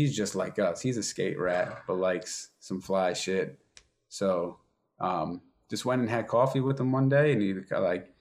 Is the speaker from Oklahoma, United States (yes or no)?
no; suburbs of Philadelphia, Pennsylvania, United States; I'm from the suburbs